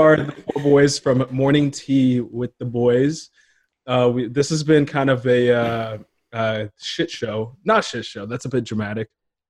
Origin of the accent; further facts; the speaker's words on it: Portland, Oregon, United States; now in Los Angeles, United States; I'm from Portland. I live in LA now, but like, it's weird having that little, like, it's a small, big town.